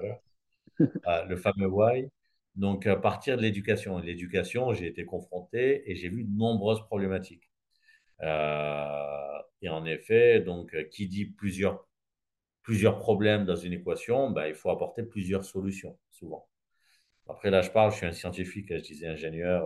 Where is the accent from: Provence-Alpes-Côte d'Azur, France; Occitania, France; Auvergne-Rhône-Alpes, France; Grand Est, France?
Occitania, France; Gard; moved away as an adult; now in Réunion, France; je suis né dans le sud de la France, dans un village dans le Gard